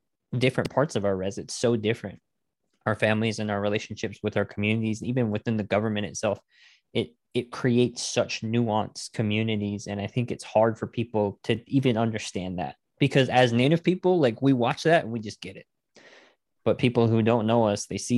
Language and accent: English; United States; I grew up on the Navajo res in my town.